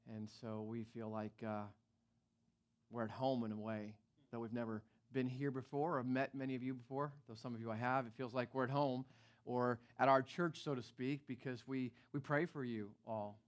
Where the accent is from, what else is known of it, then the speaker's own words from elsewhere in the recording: East Coast, United States; now in Northern California, United States; I'm from the East Coast